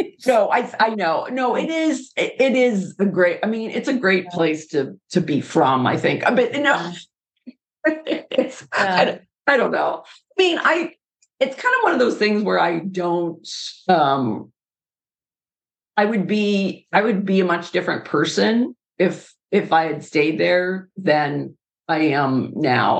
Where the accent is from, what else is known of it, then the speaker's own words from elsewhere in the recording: Pittsburgh, Pennsylvania, United States; moved away; I grew up in Pittsburgh